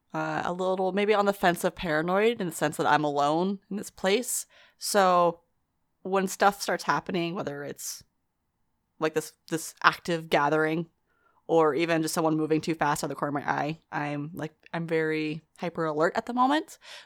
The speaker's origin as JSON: {"language": "English", "town": "Queens", "region": "New York", "country": "United States", "said": "So because I'm a queen from Queens, it's not the first time I've been to a club."}